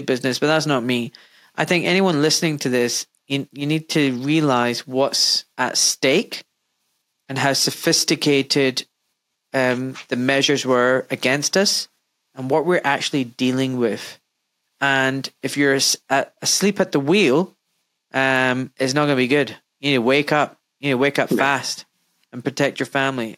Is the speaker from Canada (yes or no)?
no; Glasgow, Scotland, United Kingdom; I'm from Glasgow in Scotland